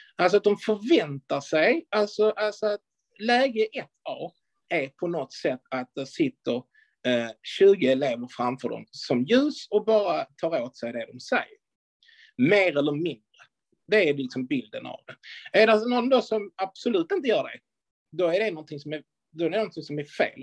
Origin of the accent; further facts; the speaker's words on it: Skåne, Sweden; som vi skåningar säger